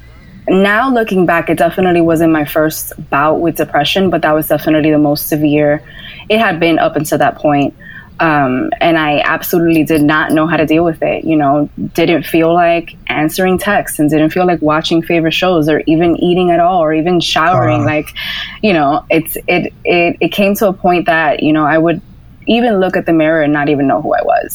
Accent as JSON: {"language": "English", "town": "New York City", "region": "New York", "country": "United States", "tie": "born or raised there", "said": "I grew up in Washington Heights, New York City"}